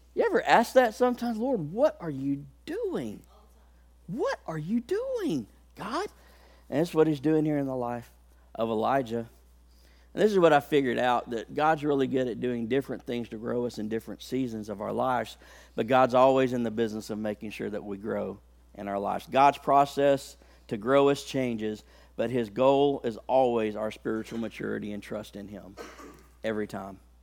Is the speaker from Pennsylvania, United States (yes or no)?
no; Haleyville, Alabama, United States; I come from a town in Alabama. I was born in Haleyville, Alabama.